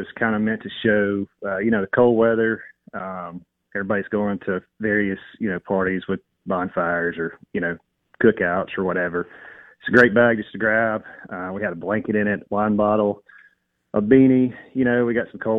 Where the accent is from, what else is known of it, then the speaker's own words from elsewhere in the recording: Raymond, United States; I'm from Raymond